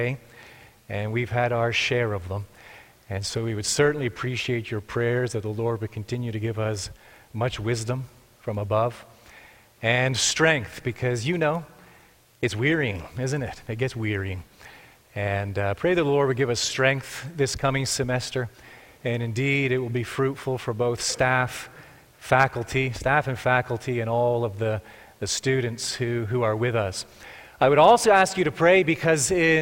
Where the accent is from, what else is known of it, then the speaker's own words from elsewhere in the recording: Markham, Ontario, Canada; moved away as an adult; also born or lived in Texas; now in Cambridge, Canada; I grew up in Markham